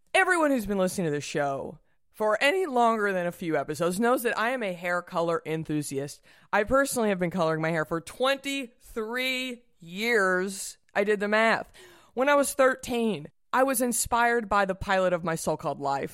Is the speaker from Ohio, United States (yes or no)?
no; Dallas, Texas, United States; I'm from Dallas.